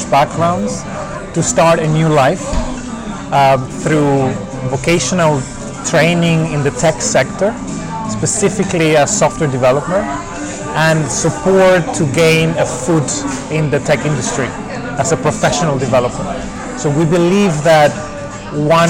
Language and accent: English; Venezuela; moved away as an adult; also born or lived in Germany; now in United Kingdom; I'm originally from Venezuela, but I've been living in the UK for over 10 years now.